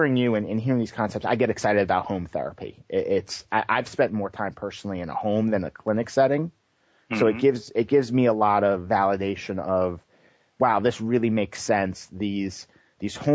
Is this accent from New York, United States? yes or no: yes; New York, United States; moved away as an adult; also born or lived in Boston; now in California, United States; I grew up on the East Coast. I grew up in New York and started working in the ABA field in Boston and came to California